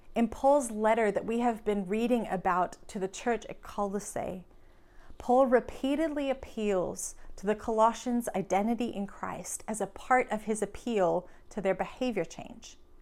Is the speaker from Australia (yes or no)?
yes; Australia; now in United States; I'm from Australia